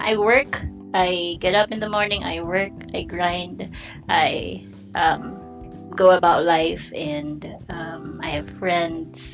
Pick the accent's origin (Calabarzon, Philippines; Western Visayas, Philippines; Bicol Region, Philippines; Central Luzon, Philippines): Bicol Region, Philippines; moved away as an adult; now in Metro Manila, Philippines; I'm new here in the metro because I'm a probinsyana, so I'm from Bicol